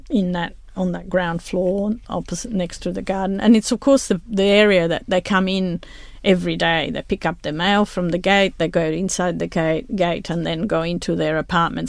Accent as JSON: {"language": "English", "town": "Rome", "region": "Lazio", "country": "Italy", "moved": "yes", "said": "I'm originally from Italy, from Rome."}